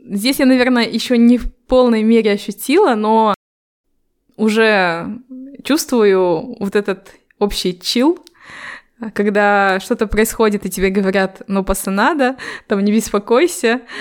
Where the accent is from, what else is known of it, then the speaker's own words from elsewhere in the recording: Temirtau, Karaganda Region, Kazakhstan; also born or lived in Almaty; Это когда я переехала из Тимиртау в Алматы. Тогда я удивилась э, большому количеству казахов, потому что я в жизни не видела азиатов